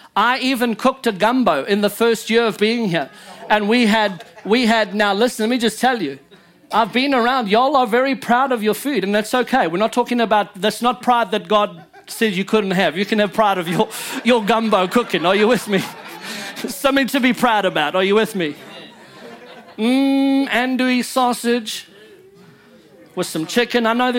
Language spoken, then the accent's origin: English; Louisiana, United States; You know, I'm just a Cajun that just made it a whole lot later than all y'all. but I do speak French legit.